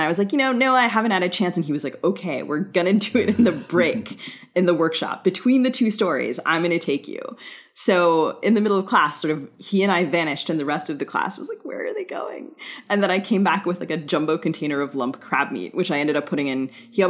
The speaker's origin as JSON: {"language": "English", "region": "Maryland", "country": "United States", "moved": "yes", "said": "because I'm from Maryland"}